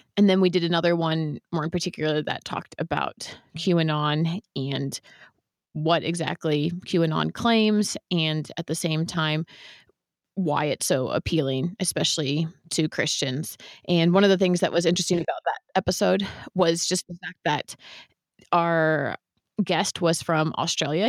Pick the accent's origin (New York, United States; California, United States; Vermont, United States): California, United States; San Francisco Bay Area; I grew up in the San Francisco Bay Area, which is where my parents